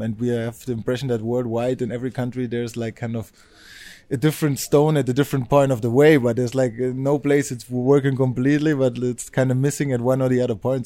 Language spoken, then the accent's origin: English; Germany; moved away as an adult; also born or lived in Spain; I'm from Germany. I went to study to, to Spain, and I'm now back in Berlin.